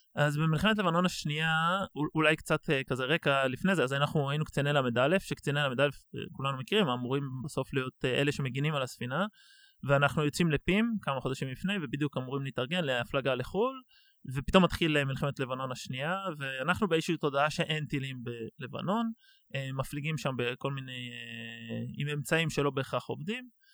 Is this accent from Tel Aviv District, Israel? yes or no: yes; Tel Aviv, Tel Aviv District, Israel; אני בורן אנד רייז בתל אביב, אז גדלתי בים